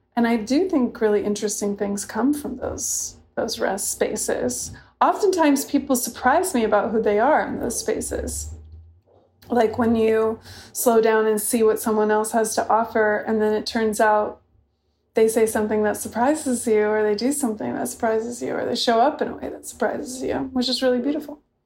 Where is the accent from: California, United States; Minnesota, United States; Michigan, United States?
California, United States; San Luis Obispo; also born or lived in Santa Barbara, California; I grew up mainly in San Luis Obispo and Santa Barbara.